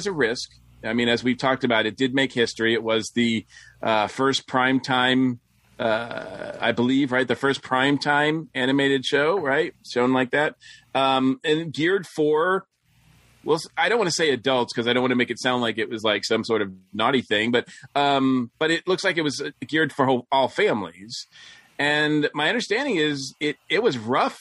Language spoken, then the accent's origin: English; Massachusetts, United States; I grew up in Massachusetts.